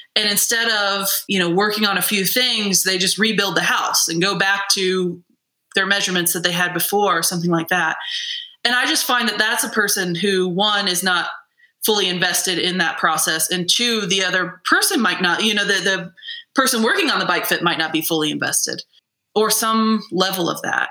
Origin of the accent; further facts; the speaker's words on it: Midwest, United States; I'm a Midwesterner